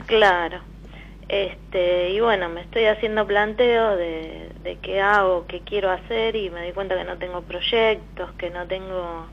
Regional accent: Buenos Aires, Argentina; soy de Capital, de Liniers.

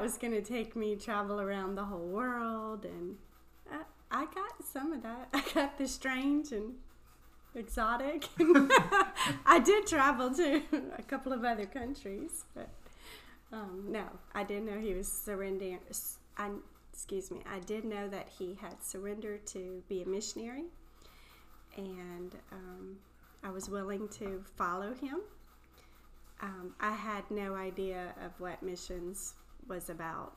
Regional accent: South Louisiana, United States; moved away as an adult; also born or lived in Chile; I'm from South Louisiana

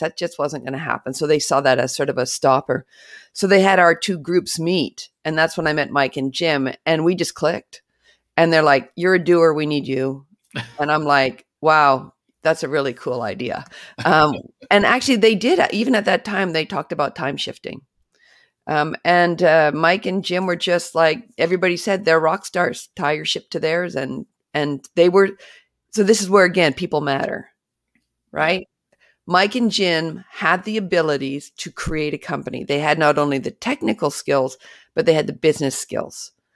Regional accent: British Columbia, Canada; I actually grew up in British Columbia, Canada

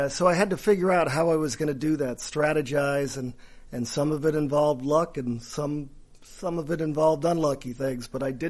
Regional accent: New Jersey, United States; My mother was a travel agent, so I grew up in New Jersey

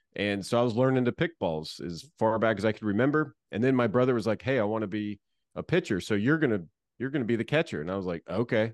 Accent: Florida, United States; I grew up in Florida

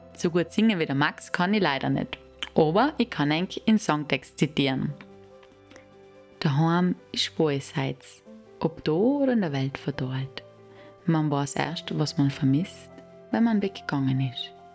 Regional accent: Brixen, Trentino-Alto Adige, Italy; moved away as an adult; Ich bin in Brixen aufgewachsen. Bis zum stolzen Alter von 21 Jahren habe ich da gelebt und dann bin ich mal weggegangen

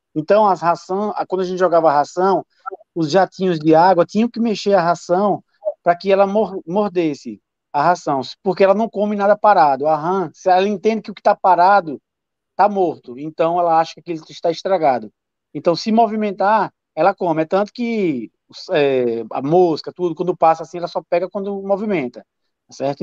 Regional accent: Sergipe, Brazil; eu como sergipano

